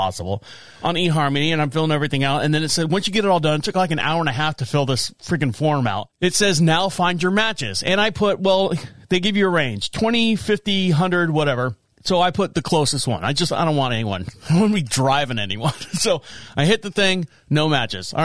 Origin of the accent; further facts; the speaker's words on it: Orlando, Florida, United States; I was born and raised in Orlando, Florida.